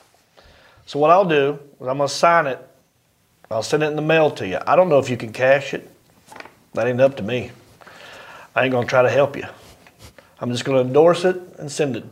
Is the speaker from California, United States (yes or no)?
no; North Carolina, United States; I'm from North Carolina